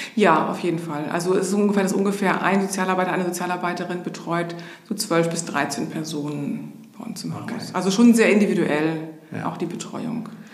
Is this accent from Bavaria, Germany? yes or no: no; Hamburg, Germany; also born or lived in Berlin / Schenefeld; bin in Hamburg groß geworden, habe dann in Berlin studiert